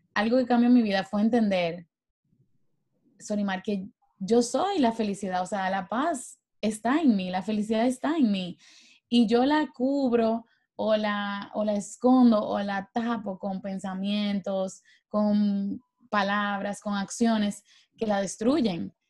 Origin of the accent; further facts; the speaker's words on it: Dominican Republic; yo soy dominicana